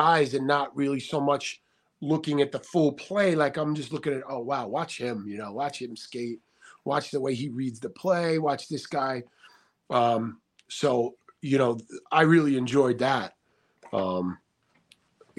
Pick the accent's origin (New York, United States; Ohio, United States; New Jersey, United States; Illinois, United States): New York, United States; Huntington; also born or lived in Manhattan; I grew up on Long Island here at the height